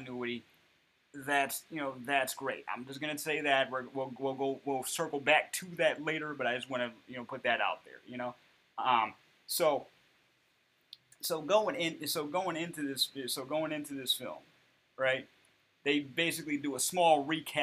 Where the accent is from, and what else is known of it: United States